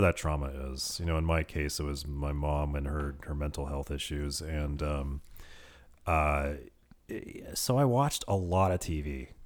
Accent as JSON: {"language": "English", "town": "Petaluma", "region": "California", "country": "United States", "tie": "born or raised there", "also_born_or_lived": "Santa Rosa / Modesto", "said": "my hometown of Petaluma"}